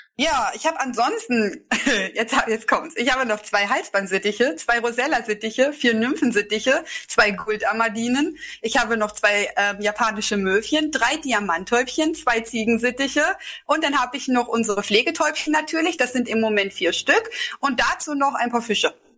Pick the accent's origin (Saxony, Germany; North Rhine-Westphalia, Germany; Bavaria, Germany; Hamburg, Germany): Saxony, Germany; Delitzsch; also born or lived in Bernburg, Saxony-Anhalt; Also ich komme aus Delitzsch, das liegt ganz in der Nähe bei Leipzig